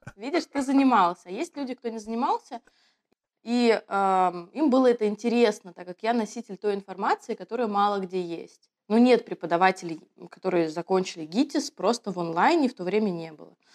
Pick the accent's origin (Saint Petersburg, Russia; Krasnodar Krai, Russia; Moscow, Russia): Moscow, Russia; also born or lived in Kaliningrad; Я коренная москвичка